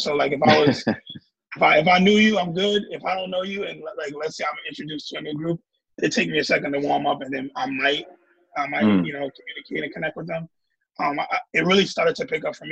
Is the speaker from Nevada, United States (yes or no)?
no; New York, United States; moved away; I'm from New York